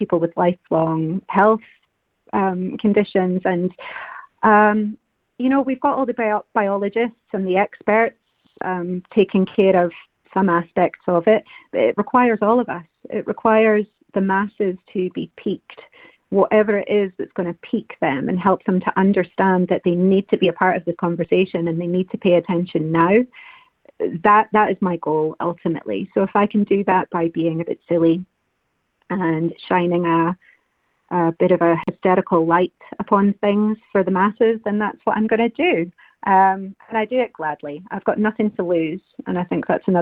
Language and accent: English; Scotland, United Kingdom; as Scottish women